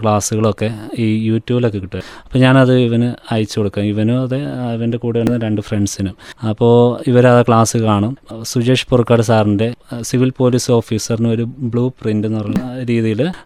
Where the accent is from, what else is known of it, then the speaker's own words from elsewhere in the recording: Thavinjal, Kerala, India; മാനന്തവാടി അടുത്തുള്ള തവിഞ്ഞാൽ എന്നുള്ള സ്ഥലത്തു നിന്നാണ് വരുന്നത്